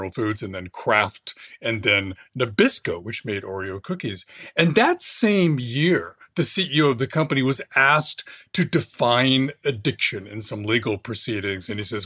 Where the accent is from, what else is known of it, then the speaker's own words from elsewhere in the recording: Fresno, California, United States; I grew up in California, Fresno, for my early teens in the Central Valley